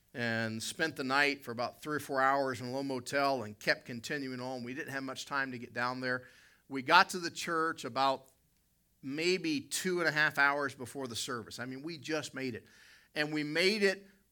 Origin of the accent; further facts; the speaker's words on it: West Virginia, United States; now in Canada; I'm from West Virginia and I'm in Canada.